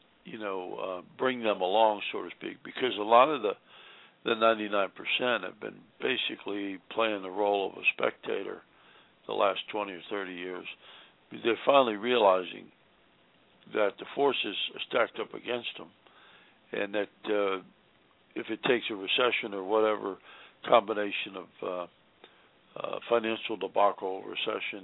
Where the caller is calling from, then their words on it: Virginia, United States; I'm calling from Virginia